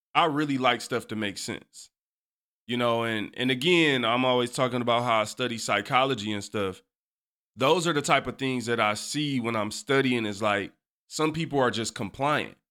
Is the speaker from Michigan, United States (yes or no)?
yes; Detroit, Michigan, United States; I, too, was born and raised on the East Side